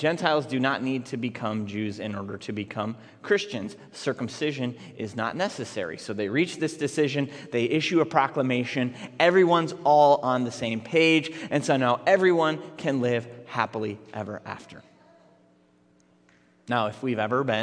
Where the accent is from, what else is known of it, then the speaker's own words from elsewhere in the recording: Minneapolis, Minnesota, United States; I grew up in Minneapolis public schools in the 1990s